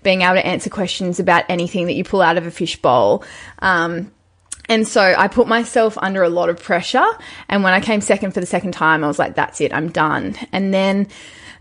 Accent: Newcastle, New South Wales, Australia; I'm from Newcastle. Very small beach town. Actually, it's not that small. It's the sixth largest city, but it is quite coastal

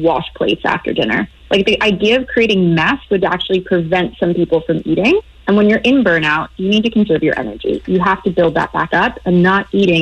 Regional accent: United States; accent: American; now in Europe; I'm American. The accent gives me away, but I actually live in Europe

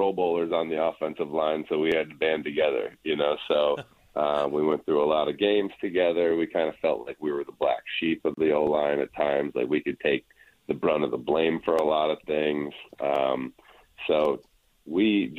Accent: Midwest, United States; moved away; We're both from the Midwest

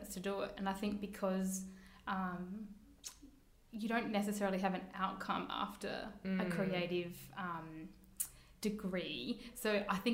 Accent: Adelaide, South Australia, Australia; moved away as an adult; also born or lived in Perth / London; now in Sydney, Australia; I'm from Adelaide and I'd actually moved away from Adelaide. I was living in Perth at the time

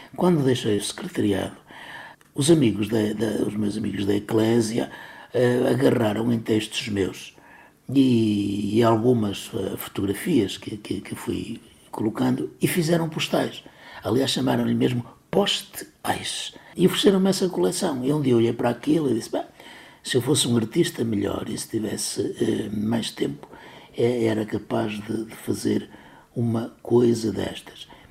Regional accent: Cávado basin, Braga, Portugal; o ribeiro da minha terra, eh, se junta ao homem o homem se junta ao cávado

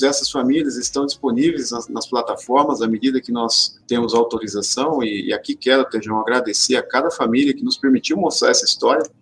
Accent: interior of São Paulo, Brazil; Eu sou aqui do interior de São Paulo, sou filho de agricultor também.

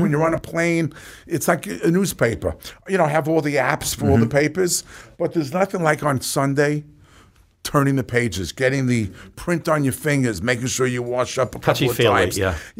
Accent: New York, United States; And being born and raised in New York

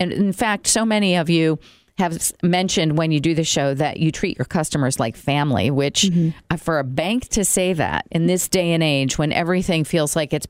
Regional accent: New York, United States; I came from New York.

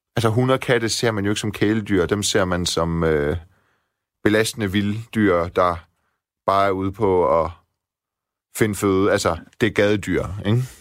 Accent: Silkeborg, Central Denmark Region, Denmark; moved away; Jeg er vokset op også i Vildekvarter i Silkeborg med baghave ud til skov.

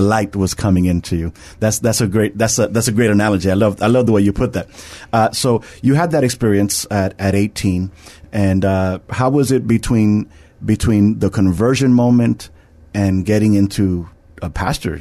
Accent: New York, United States; I'm from New York

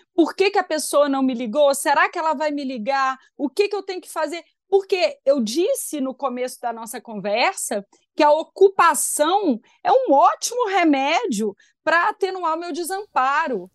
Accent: Belo Horizonte, Minas Gerais, Brazil; sou de Belo Horizonte e tenho 39 anos

